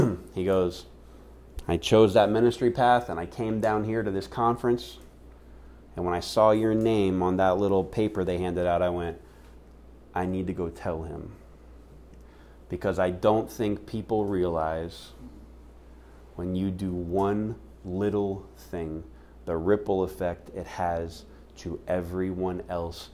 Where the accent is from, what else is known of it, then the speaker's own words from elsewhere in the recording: Seattle, Washington, United States; now in Phoenix, United States; my hometown of Seattle, Washington